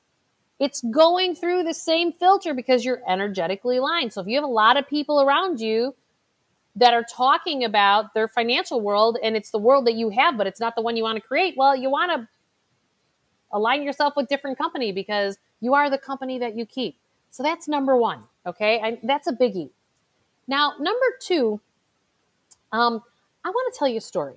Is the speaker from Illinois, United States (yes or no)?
yes; Chicago, Illinois, United States; my hometown, which is Chicago